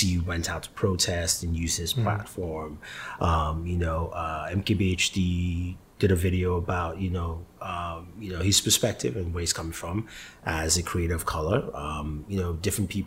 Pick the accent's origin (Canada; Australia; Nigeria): Nigeria; now in United States; I'm Nigerian. I was born in Nigeria. I lived there for half my life, and I come here